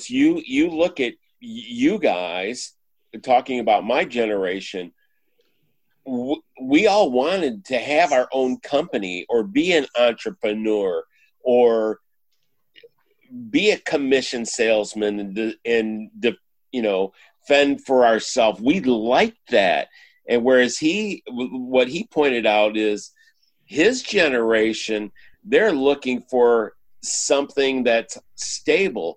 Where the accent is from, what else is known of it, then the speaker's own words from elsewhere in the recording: Michigan, United States; moved away as an adult; now in Texas, United States; I grew up in Michigan, and we were hit by the downturn of the auto industry when I was in high school.